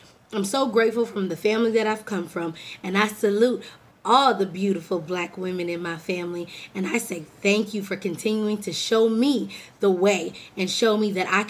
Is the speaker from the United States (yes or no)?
yes; California, United States; now in Texas, United States; I'm from California